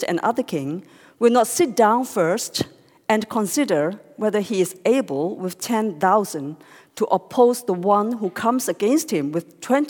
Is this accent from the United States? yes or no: no; Hong Kong; English is a second language; I am born and grew up, in Hong Kong